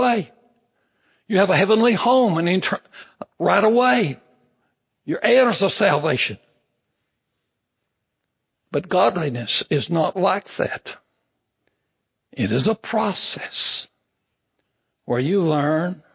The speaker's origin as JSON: {"language": "English", "town": "Big Spring", "region": "Texas", "country": "United States", "tie": "born or raised there", "said": "I was born out in Big Spring, Texas"}